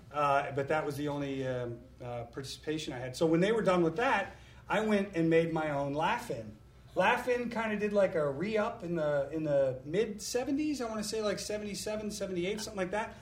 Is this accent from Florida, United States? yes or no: yes; Florida, United States; moved away; also born or lived in New York; I lived in Florida. I grew up in Florida.